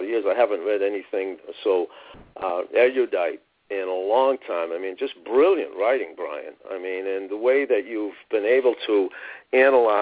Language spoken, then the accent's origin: English; Boston, Massachusetts, United States; 6 or 7 years old growing up in Roxbury